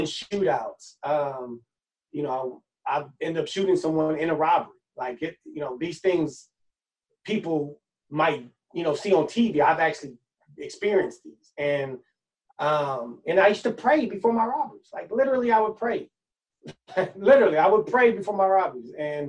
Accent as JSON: {"language": "English", "town": "Oakland", "region": "California", "country": "United States", "tie": "born or raised there", "also_born_or_lived": "Los Angeles", "said": "I was born up north in Oakland. I moved out here when I was about 3 to LA. Moved back to Oakland when I was about 11."}